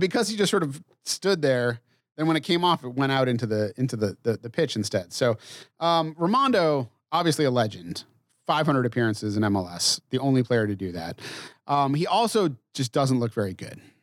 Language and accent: English; New England, United States; I grew up in New England